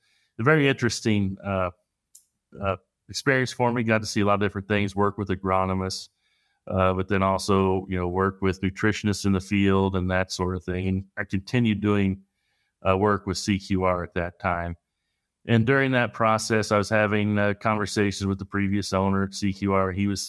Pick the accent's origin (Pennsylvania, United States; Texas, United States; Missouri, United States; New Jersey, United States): Missouri, United States; I'm from Northern Missouri originally